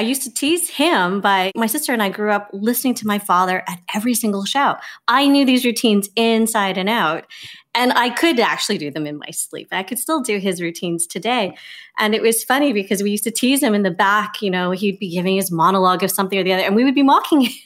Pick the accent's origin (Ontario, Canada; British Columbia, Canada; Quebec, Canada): British Columbia, Canada; Victoria; I grew up in Victoria, B C, and so it's on the West Coast.